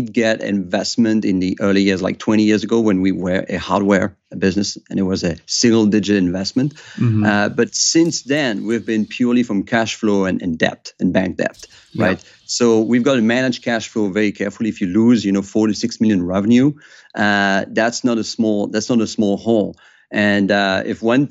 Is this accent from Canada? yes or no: no; Switzerland; we have a culture of secrecy in my home country in Switzerland